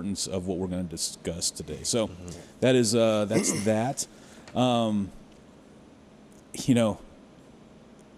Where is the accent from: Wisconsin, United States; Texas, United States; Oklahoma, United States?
Texas, United States; Carrollton; I'm from Carrollton.